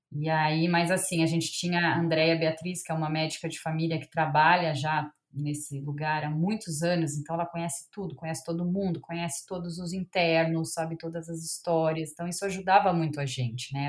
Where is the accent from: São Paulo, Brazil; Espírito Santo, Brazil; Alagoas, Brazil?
São Paulo, Brazil; Campinas; Eu sou de Campinas, voltei pra Campinas